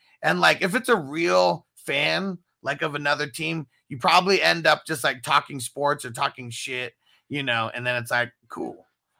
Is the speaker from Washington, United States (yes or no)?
no; San Diego, California, United States; Are you from San Diego? And I was like, yeah, I am.